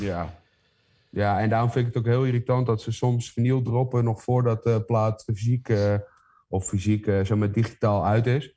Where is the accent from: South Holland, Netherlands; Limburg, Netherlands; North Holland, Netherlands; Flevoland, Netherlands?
North Holland, Netherlands; Heemskerk; het dorp waar ik vandaan kom, Heemskerk